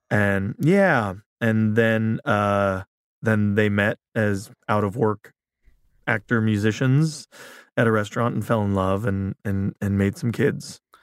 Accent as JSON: {"language": "English", "town": "Big Bear", "region": "California", "country": "United States", "tie": "born or raised there", "also_born_or_lived": "Culver City, California / South Bay, Los Angeles", "said": "moved to Big Bear when I was nearly seven"}